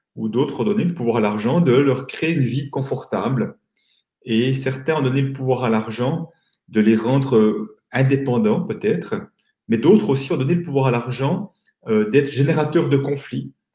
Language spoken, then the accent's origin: French; Switzerland; accent: Swiss; je suis euh, suisse, comme euh, mon accent va peut-être me trahir